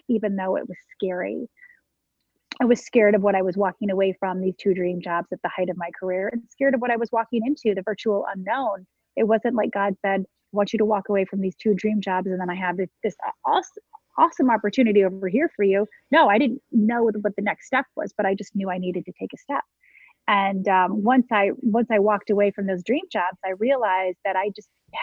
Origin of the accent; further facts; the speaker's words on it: Michigan, United States; now in Westchester County, New York, United States; I'm from Michigan, close enough to the Canadian border.